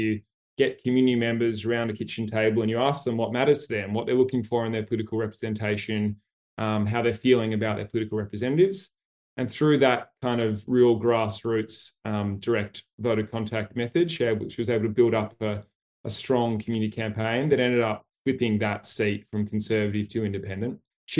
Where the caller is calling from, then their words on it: Sydney, New South Wales, Australia; So I'm calling in from Sydney, Gadigal land in Australia.